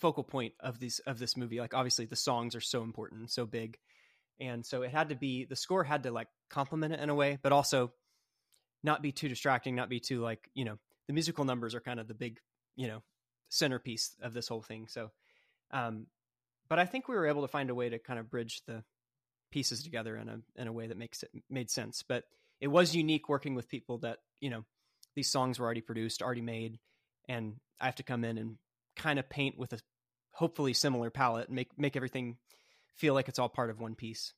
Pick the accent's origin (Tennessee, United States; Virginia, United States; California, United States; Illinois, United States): Tennessee, United States; Franklin; my hometown of Franklin, Tennessee. You know, I live about 5 minutes from where they did most of the shooting